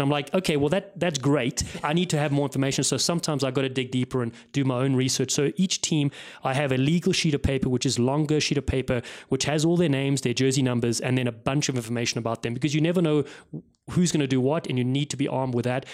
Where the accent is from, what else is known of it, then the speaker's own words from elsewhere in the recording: Cape Town, Western Cape, South Africa; also born or lived in Los Angeles, United States; now in Westport, United States; I grew up in Cape Town